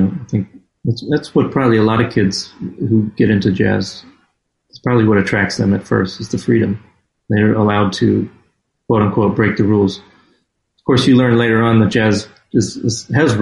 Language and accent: English; Florida, United States; an hour away from where I grew up in Florida